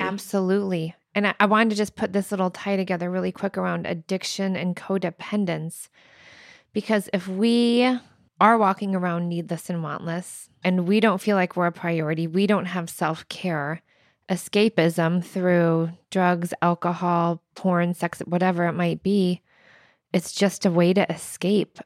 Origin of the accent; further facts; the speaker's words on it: Indiana, United States; moved away; I'm from Indiana